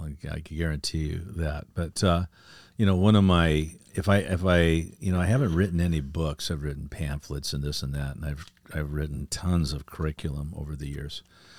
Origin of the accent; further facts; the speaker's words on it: El Segundo, California, United States; I grew up in a beach town called El Segundo, right next to Manhattan Beach in the LA airport.